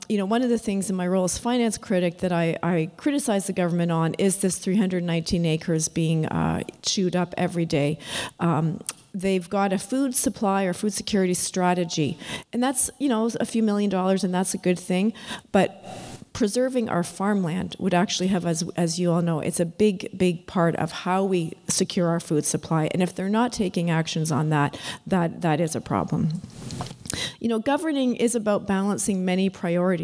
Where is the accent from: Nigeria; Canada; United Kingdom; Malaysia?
Canada; London, Ontario; I grew up in London, Ontario